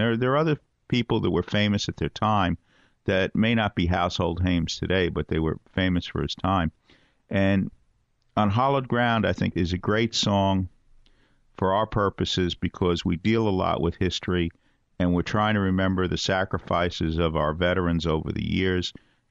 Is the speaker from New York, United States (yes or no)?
yes; New York City, New York, United States; we're from Brooklyn